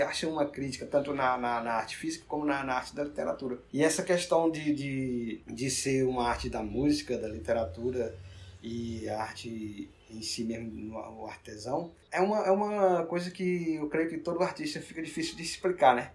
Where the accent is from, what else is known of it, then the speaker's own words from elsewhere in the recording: Northeast Region, Brazil; Lá na minha região nordestina